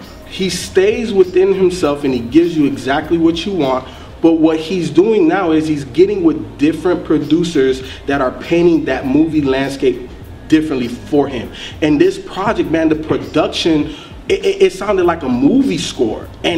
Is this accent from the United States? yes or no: yes; the South, United States; And you know, I'm from the South, so that's what we talk about down here.